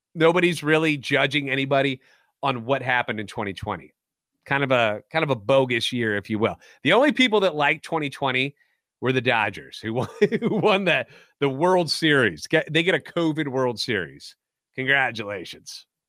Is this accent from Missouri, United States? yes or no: yes; St. Louis, Missouri, United States; Born and raised in the Lou and a lifetime Cardinals fan